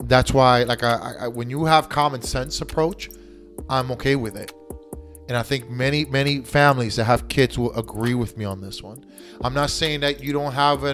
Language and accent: English; United States; I was born in the United States. I was raised in the United States. I speak American.